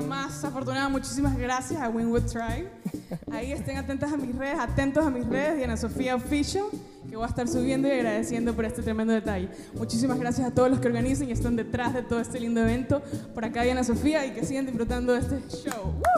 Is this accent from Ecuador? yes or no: yes; Ecuador; moved away as an adult; now in Miami, United States; yo llevo viviendo seis años acá, soy de Ecuador, pero llevo viviendo seis años acá